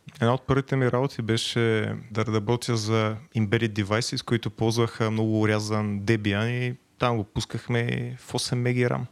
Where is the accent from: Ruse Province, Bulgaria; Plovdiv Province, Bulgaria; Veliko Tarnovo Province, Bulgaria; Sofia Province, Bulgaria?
Veliko Tarnovo Province, Bulgaria; Veliko Tarnovo; от Велико Търново съм